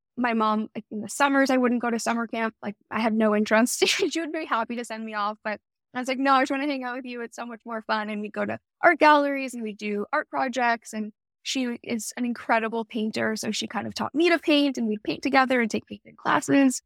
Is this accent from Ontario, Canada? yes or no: yes; Toronto, Ontario, Canada; moved away as an adult; also born or lived in Montreal, Canada; now in California, United States; I was born in Montreal, Canada, and my family, my parents, and I, and my brother, we moved to Toronto when I was pretty young. I was probably around, like, two or three years old. So I spent all my formative years really growing up in the city, in Toronto